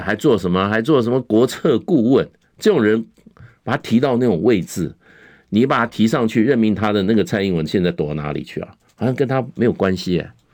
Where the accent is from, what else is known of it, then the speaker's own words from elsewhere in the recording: Taiwan; 我们在台湾长大